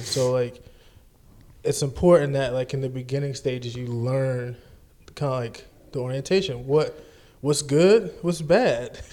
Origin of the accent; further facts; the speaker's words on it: New Orleans, Louisiana, United States; I grew up in New Orleans too